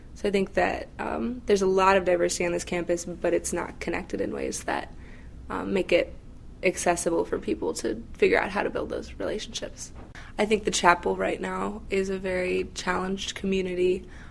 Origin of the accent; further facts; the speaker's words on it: Valparaiso, Indiana, United States; I was born and raised in Valparaiso, Indiana